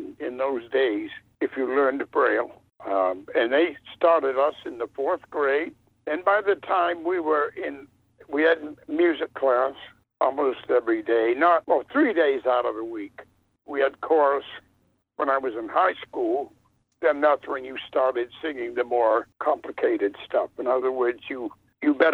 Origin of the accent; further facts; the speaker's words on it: Watertown, Massachusetts, United States; also born or lived in Lowell, Massachusetts; I grew up in Lowell, Mass., but I would say for the first 12... Well, let me put it this way. From the first 12 to 13 years, I actually was in Watertown